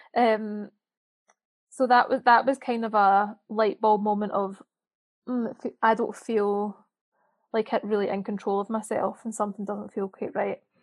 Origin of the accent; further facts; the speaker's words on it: Scotland, United Kingdom; now in Birmingham, United Kingdom; I live in Birmingham, but I'm from Scotland